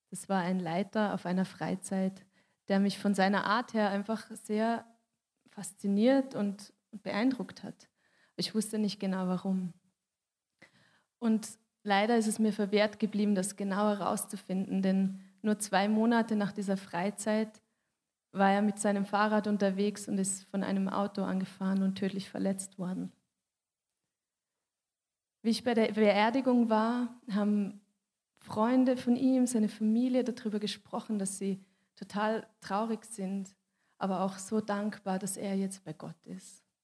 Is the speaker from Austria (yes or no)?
no; Switzerland; weil ich bin Schweizerin und ich habe mich für einen Schweizer Weg entschieden